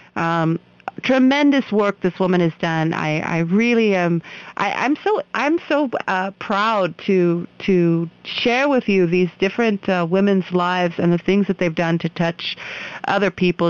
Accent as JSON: {"language": "English", "country": "United States", "moved": "yes", "lives_now": "India", "said": "I'm an American"}